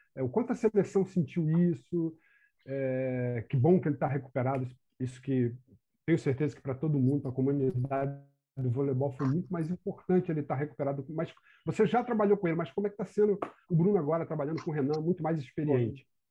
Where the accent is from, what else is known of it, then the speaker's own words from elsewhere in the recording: Brazil; eu estou falando como brasileiro